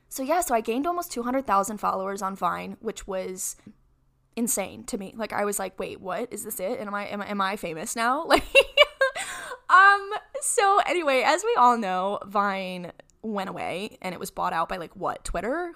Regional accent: Rochester, New York, United States; I'm from Rochester, New York. That's where I was born and raised.

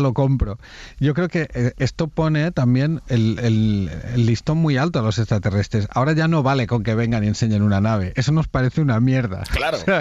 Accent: Cardona, Catalonia, Spain; Yo soy de Cardona

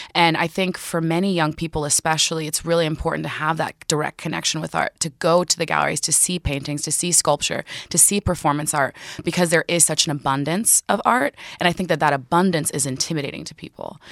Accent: Newark, New Jersey, United States; I grew up fifteen minutes outside of Newark, New Jersey

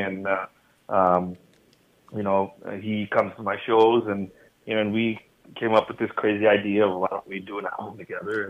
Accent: United States; growing up in America, I think, um, you, you know, it's. Uh, being American born, I, I still consider myself very much an American product

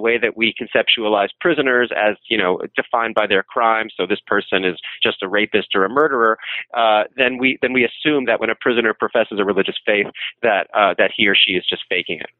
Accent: New York City, New York, United States; I'm from New York City

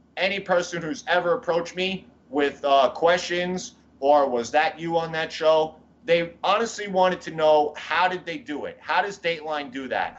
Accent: New York City, New York, United States; I grew up in Fresh Meadows, Queens, New York

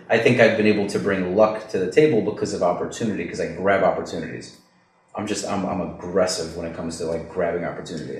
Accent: New York, United States; I know I'm Jewish. I grew up in New York

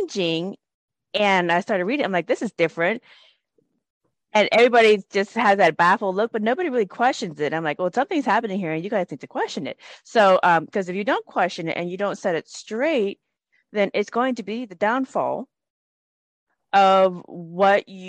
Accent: United States; I grew up in the United States

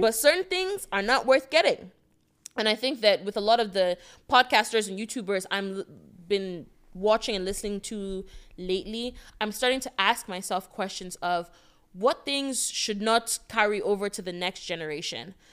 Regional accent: Nigeria; moved away; also born or lived in Connecticut, United States; I'm an international black woman from tech that I'm from Nigeria

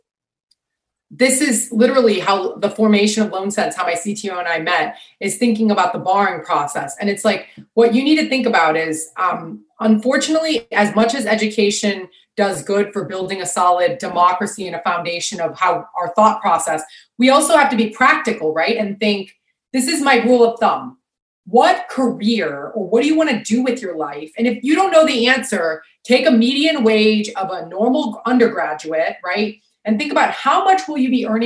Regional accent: Sarasota, Florida, United States; my hometown called Sarasota

